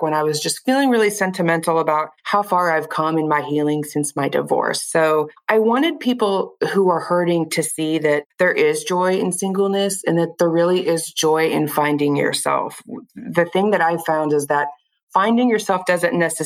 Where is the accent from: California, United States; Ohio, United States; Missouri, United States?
Missouri, United States; Kansas City; also born or lived in Nebraska / Lee's Summit, Missouri; I live in Lee Summit, Missouri. I'm basically from the Kansas City area. Born and raised here